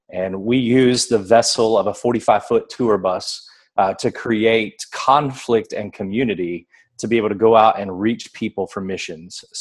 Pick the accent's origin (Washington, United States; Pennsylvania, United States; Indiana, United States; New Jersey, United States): Indiana, United States; also born or lived in Florida; now in Texas, United States; I was born in Indiana. Yeah, born in Indiana. Okay. So I served in Indiana, Florida, and now Texas.